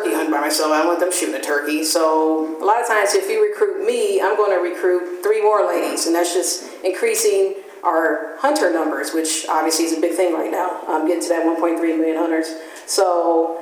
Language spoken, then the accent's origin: English; Gary, Indiana, United States; now in Fort Wayne, United States; I grew up in Gary, Indiana